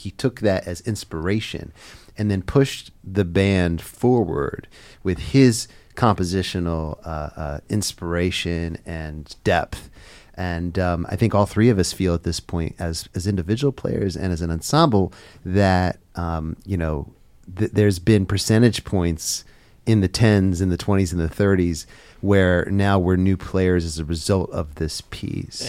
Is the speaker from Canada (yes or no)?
no; Philadelphia, Pennsylvania, United States; I grew up um, in the Philadelphia area. I still live there to this day, and it's my hometown